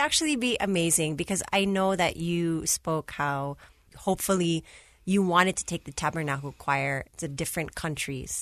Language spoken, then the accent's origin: English; Virginia, United States; now in Philippines; I grew up in Virginia